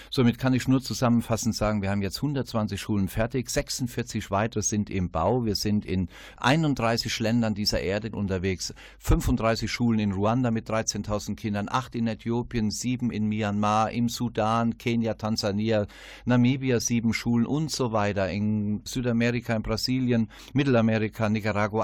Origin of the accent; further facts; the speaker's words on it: Westerwald, Rhineland-Palatinate, Germany; ist ja meine Heimat, der Westerwald